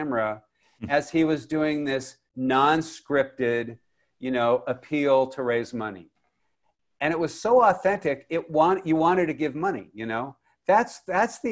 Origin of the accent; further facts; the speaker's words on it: Los Angeles, California, United States; where I grew up in Westwood